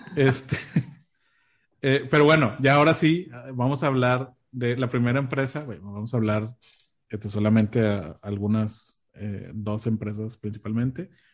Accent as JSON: {"language": "Spanish", "country": "Mexico", "said": "teníamos acá en México"}